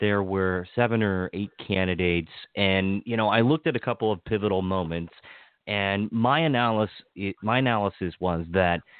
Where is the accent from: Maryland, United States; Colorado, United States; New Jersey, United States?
Maryland, United States; Western; I grew up in Western Maryland